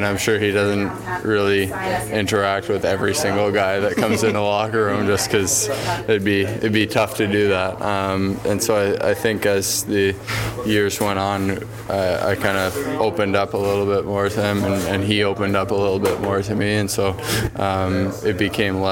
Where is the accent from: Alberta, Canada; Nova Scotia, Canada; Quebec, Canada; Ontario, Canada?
Quebec, Canada; Montreal; Growing up in Montreal